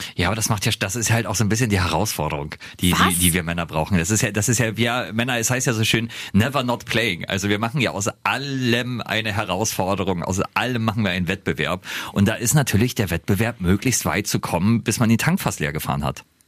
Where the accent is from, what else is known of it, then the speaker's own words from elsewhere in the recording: Bremerhaven, Bremen, Germany; Ich komme ja aus Bremerhaven